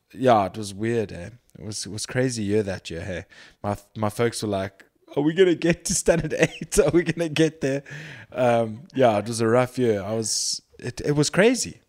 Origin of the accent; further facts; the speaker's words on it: Durban, KwaZulu-Natal, South Africa; moved away; also born or lived in Cape Town; I was born in Durban. I grew up for the most part in Durban.